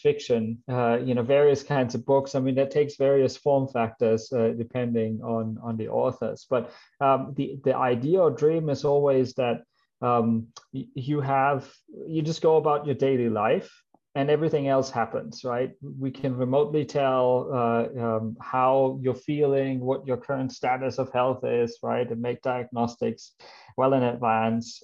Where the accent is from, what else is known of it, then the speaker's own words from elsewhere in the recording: Germany; English is a second language; moved away as an adult; also born or lived in Australia; I come from Germany. Maybe you can see that from my name or hear it in my accent. Uh, that's where I grew up.